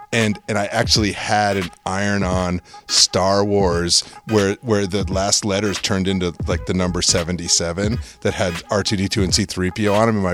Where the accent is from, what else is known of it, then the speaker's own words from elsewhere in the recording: Connecticut, United States; I moved around a lot as a kid. Um, but we, but I say I'm from Connecticut because we lived there more than any other thing.